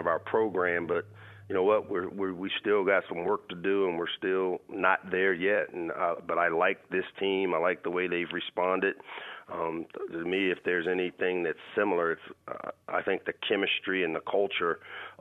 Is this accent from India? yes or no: no; Maryland, United States; growing up in this area